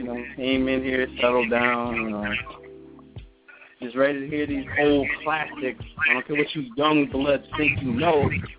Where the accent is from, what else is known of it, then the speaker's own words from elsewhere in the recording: East Orange, New Jersey, United States; I come from the one and only greatest city on the planet, East Orange, New Jersey.